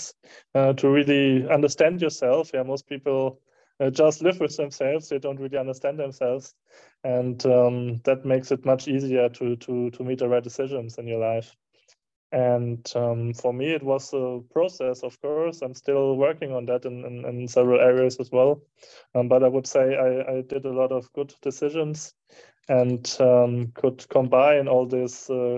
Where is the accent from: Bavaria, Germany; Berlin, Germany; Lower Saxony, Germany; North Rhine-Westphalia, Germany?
North Rhine-Westphalia, Germany; Herford; moved away; I did it in my hometown in Germany, in Herford